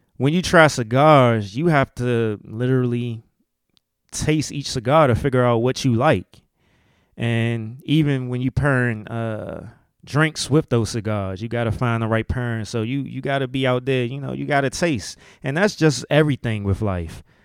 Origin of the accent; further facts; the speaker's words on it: DMV, United States; accent: DMV; my DMV accent